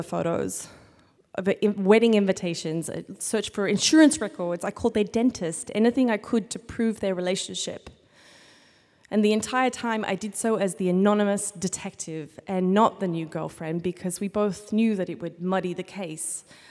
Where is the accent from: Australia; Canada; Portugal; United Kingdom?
Australia; now in United States; I am from Australia